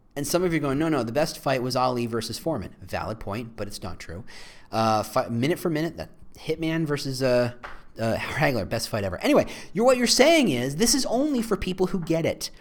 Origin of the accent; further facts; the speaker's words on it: Chicago, Illinois, United States; as a Chicagoan